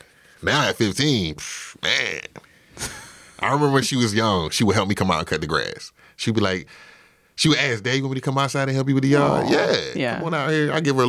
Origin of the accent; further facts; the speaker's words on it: Orangeburg, South Carolina, United States; So I grew up in Orangeburg, South Carolina. Orangeburg is awesome.